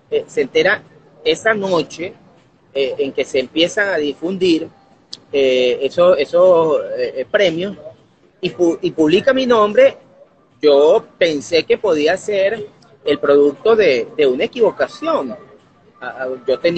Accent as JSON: {"language": "Spanish", "town": "Barquisimeto", "region": "Lara", "country": "Venezuela", "said": "No, yo soy barquisimetano, yo nací aquí en Barquisimeto, porque mi familia, aunque es de origen andino"}